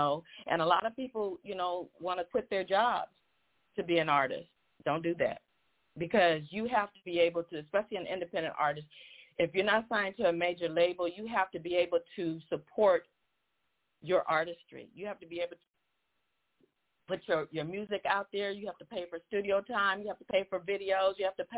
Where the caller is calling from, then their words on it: Newport Beach, California, United States; I live in Newport Beach, California. So I'm a Cali girl.